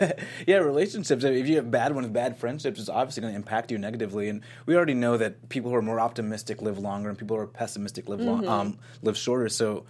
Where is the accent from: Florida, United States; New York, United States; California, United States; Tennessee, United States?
Florida, United States; Miami; I grew up in Miami